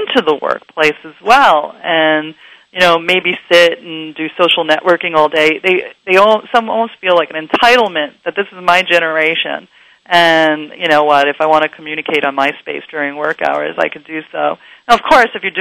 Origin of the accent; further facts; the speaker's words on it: New York City, New York, United States; moved away as an adult; now in Los Angeles, United States; …, I have to say, incidentally, grew up in the same neighborhood that I did